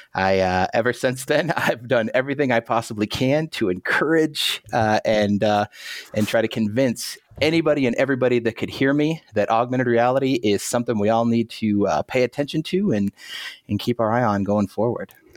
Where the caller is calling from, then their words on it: Marion, Iowa, United States; I'm calling in from Marion, Iowa.